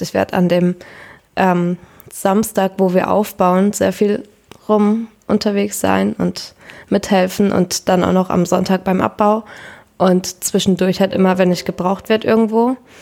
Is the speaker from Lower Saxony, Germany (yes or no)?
yes; Berne, Lower Saxony, Germany; ich komme auch aus der Wesermarsch und da aus Berne